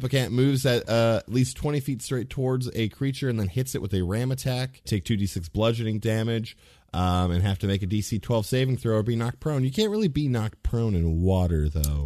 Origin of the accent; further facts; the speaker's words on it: Ohio, United States; in Ohio, so we, like, we are Midwesterners